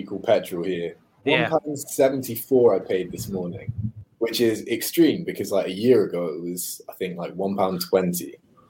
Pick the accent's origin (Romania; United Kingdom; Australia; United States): United Kingdom; We're from the West.